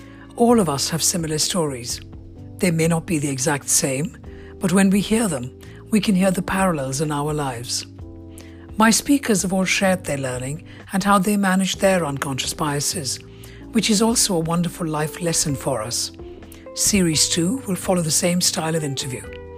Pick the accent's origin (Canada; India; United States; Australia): India; now in London, United Kingdom; So they say, where are you from? And I have lived in London for 30 years, but instinctively my answer is always India.